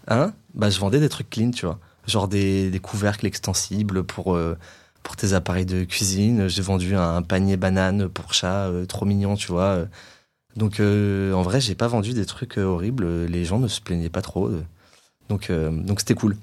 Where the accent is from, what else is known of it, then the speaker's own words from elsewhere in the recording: Nice, Provence-Alpes-Côte d'Azur, France; moved away as an adult; also born or lived in London; je viens, de, je de Nice